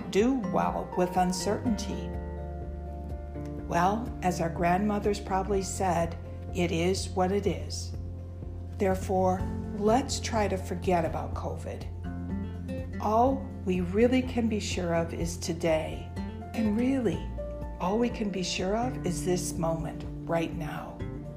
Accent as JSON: {"language": "English", "country": "United States", "said": "I'm an American"}